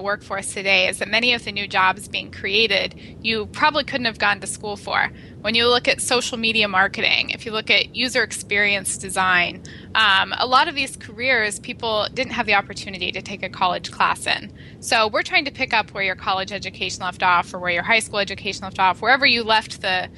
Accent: Idaho, United States; I grew up in Idaho

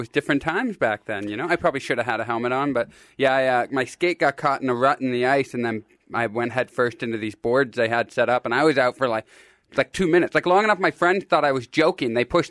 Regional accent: Kitchener, Ontario, Canada; born or raised there; moved away as an adult; now in Los Angeles, United States

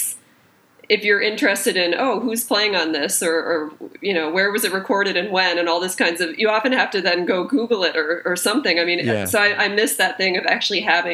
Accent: just outside of Boston, Massachusetts, United States; also born or lived in Brooklyn; now in New York, United States; I grew up just outside of Boston

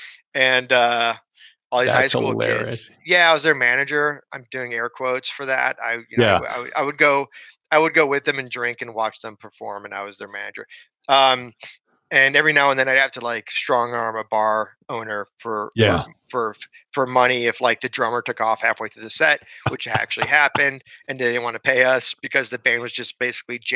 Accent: Southfield, Michigan, United States; moved away as an adult; also born or lived in Chicago; now in Los Angeles, United States; I grew up outside Detroit, Michigan, in a city called Southfield.

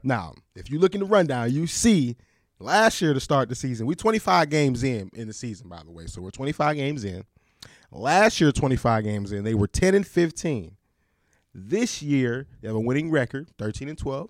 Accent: Michigan, United States; I come from the murder mitten, baby. I come from Michigan

